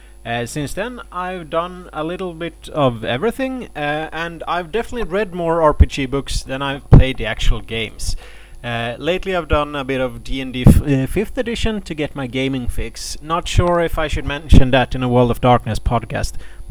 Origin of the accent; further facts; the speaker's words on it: Sweden; I'm a 30-something from Sweden.